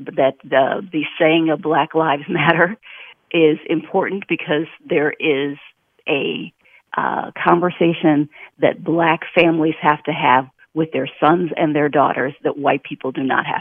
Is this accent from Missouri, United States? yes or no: no; Milwaukee, Wisconsin, United States; moved away; I'm originally from Milwaukee, Wisconsin